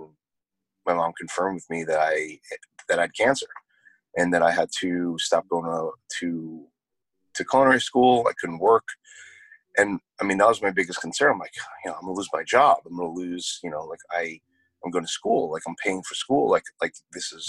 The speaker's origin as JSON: {"language": "English", "region": "New York", "country": "United States", "also_born_or_lived": "New Jersey", "moved": "yes", "said": "originally I'm from New York, and my parents moved to New Jersey kind of in the middle of my treatments"}